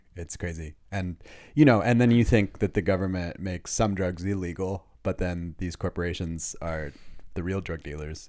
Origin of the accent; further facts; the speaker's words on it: Los Angeles, California, United States; moved away as an adult; now in Germany; I was born in Los Angeles